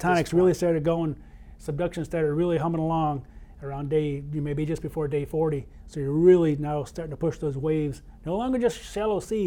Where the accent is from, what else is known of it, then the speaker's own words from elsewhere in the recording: Michigan, United States; from Michigan, my home state